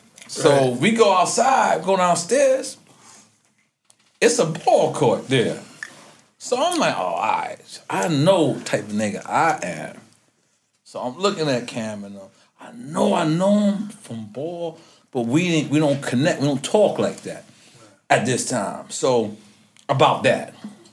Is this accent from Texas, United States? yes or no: no; New York City, New York, United States; I'm from Queens.